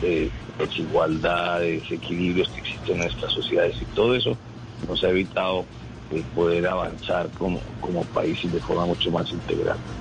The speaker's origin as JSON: {"language": "Spanish", "country": "Colombia", "said": "como todos los colombianos"}